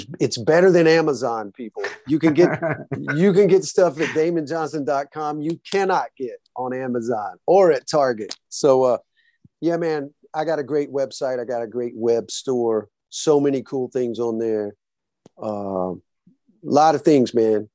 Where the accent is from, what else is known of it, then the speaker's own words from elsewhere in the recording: the South, United States; I'm from the South.